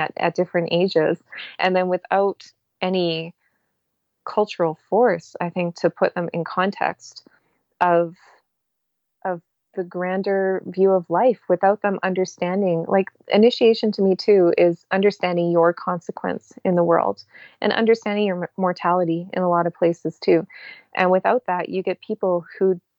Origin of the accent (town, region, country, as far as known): Canada